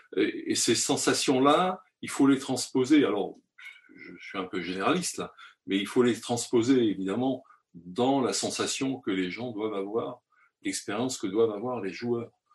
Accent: France; chez nous, en France

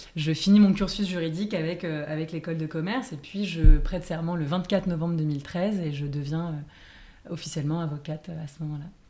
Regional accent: Paris, Île-de-France, France; j'ai grandi et j'habite à Paris

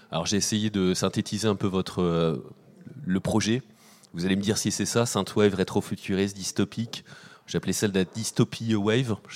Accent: Nantes, Pays de la Loire, France; On vient de, on vient de, je viens de Nantes également.

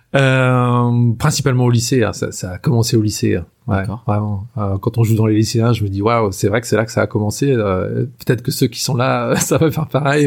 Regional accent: Anjou, Pays de la Loire, France; je suis originaire de euh, vraiment de la région, quoi. Hein. Euh, je suis né en Anjou et en fait, je, vis toujours en Anjou

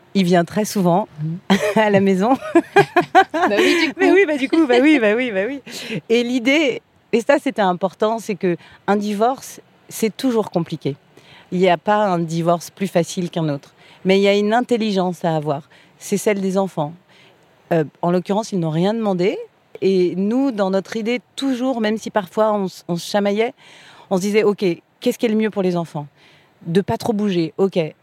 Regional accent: France; Je suis une bonne française

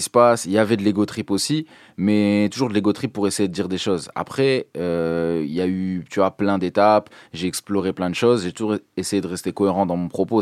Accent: Dunkirk, Hauts-de-France, France; je viens de Dunkerque

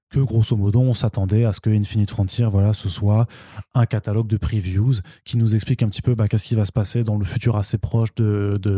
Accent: Italy; je suis italienne, j'ai le droit. Parce que quelque, quelque part, je viens du Sud aussi.

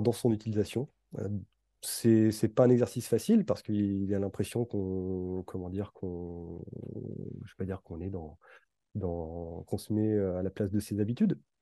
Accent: Brittany, France; moved away; ma région d'origine mmh. et, plus précisément vers, la Bretagne

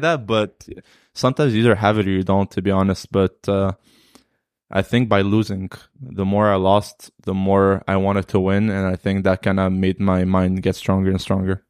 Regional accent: Alexandria, Alexandria Governorate, Egypt; now in Canada; I'm from Alexandria, so I just did tournaments in Alexandria

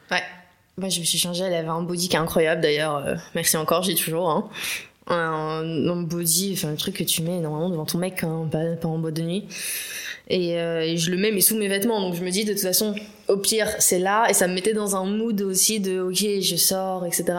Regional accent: Paris, Île-de-France, France; j'habite à Paris, j'ai grandi à Paris

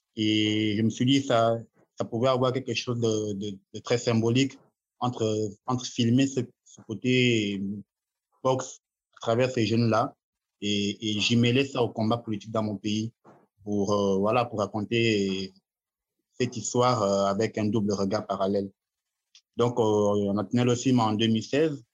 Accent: Gabon; en tant qu'Africain, en tant que Gabonais

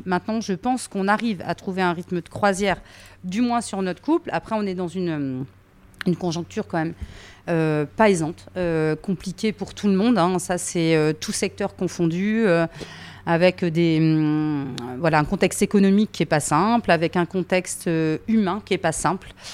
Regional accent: Berry, Centre-Val de Loire, France; je suis du Berry, mais dans le Berry, tous les gens ne sont pas euh, de la terre

